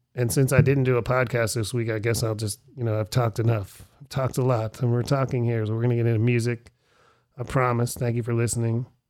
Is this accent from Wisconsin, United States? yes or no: no; Erie, Pennsylvania, United States; Erie, Pennsylvania, my hometown